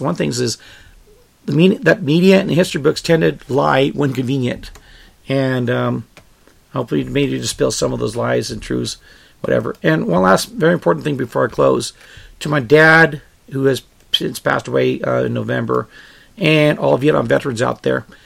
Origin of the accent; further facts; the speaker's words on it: United States; I was born here in the United States